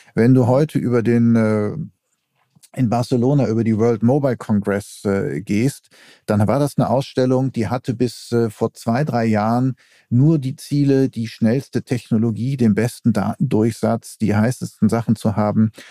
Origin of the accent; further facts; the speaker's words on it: Essen, North Rhine-Westphalia, Germany; also born or lived in Denmark; now in Berlin, Germany; ich bin ja auch in Essen groß geworden und das ist ja Ruhrgebiet